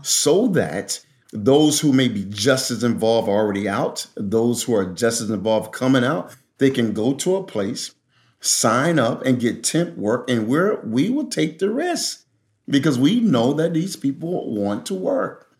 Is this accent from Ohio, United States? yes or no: no; Philadelphia, Pennsylvania, United States; I grew up there, uh, in Philadelphia